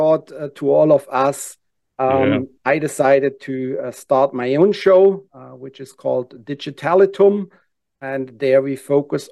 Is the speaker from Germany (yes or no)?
yes; Germany; English is a second language; moved away as an adult; now in Atlanta, United States; I'm actually born and raised in Germany. Came 15 years ago to the U.S.